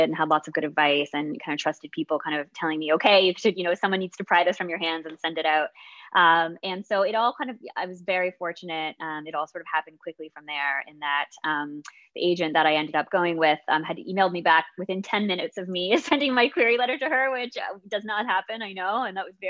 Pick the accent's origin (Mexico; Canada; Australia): Canada; I'm Canadian